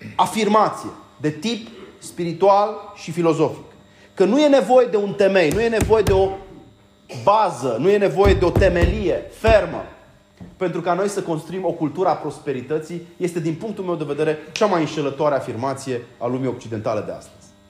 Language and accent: Romanian; Romania; ca români